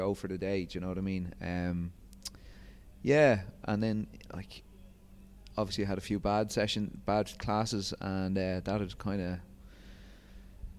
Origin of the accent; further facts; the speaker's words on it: Rathcoole, Leinster, Ireland; moved away as an adult; also born or lived in Ras Al Khaimah, United Arab Emirates / Twickenham, London; now in Dubai, United Arab Emirates; I'm from Dublin, just on the outskirts, a little place called Rathcoole.